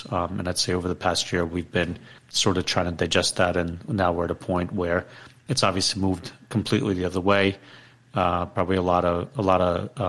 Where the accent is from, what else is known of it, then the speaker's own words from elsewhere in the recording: Ukraine; moved away; I was born in Ukraine.